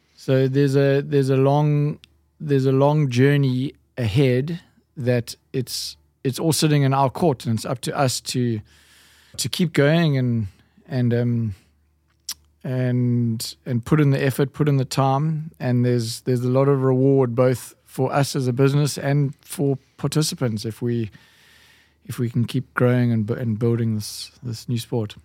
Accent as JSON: {"language": "English", "town": "Durban", "region": "KwaZulu-Natal", "country": "South Africa", "tie": "born or raised there", "moved": "yes", "lives_now": "Cape Town, South Africa", "said": "I grew up in Durban"}